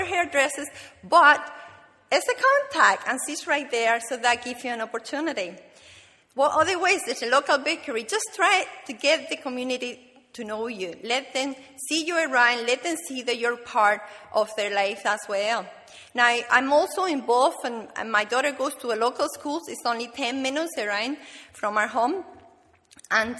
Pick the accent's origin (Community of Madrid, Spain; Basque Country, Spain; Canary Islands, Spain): Canary Islands, Spain; moved away; I'm from the Canary Islands